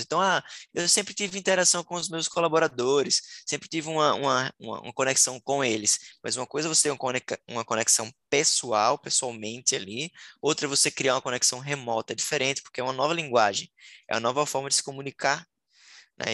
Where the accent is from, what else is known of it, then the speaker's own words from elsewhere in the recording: Sergipe, Brazil; moved away as an adult; now in Florianópolis, Brazil; sou é, sergipano, nasci no menor estado do Brasil. Hoje eu moro em Florianópolis já há seis anos